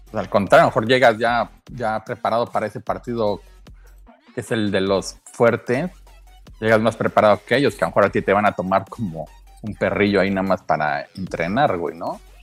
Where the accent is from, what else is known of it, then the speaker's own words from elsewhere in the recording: Mexico City, Mexico; now in Monterrey, Mexico; desde la ciudad de Monterrey, Chilango